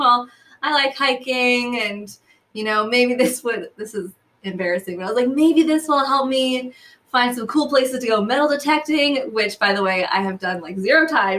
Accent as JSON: {"language": "English", "region": "New Hampshire", "country": "United States", "tie": "born or raised there", "also_born_or_lived": "New York / California", "said": "I'm from New Hampshire. So I grew up, I was born there, and then my family moved around a lot when I was younger, New York, California, but ultimately we got back to New Hampshire. And so from fifth grade on, I lived there."}